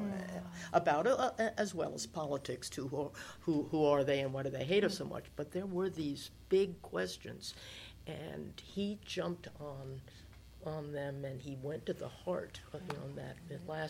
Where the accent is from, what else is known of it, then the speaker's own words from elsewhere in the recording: New York City, New York, United States; I'm a New Yorker